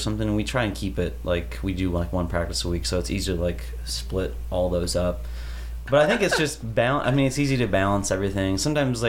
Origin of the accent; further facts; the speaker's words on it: Dubuque, Iowa, United States; moved away as an adult; now in Chicago, United States; I'm from Dubuque, Iowa, the key city of Iowa